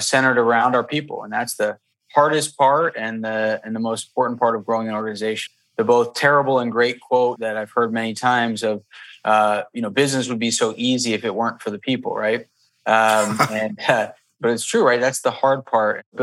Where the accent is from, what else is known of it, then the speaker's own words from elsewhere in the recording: Bethlehem, Pennsylvania, United States; I grew up in Bethlehem, Pennsylvania, hour north of Philly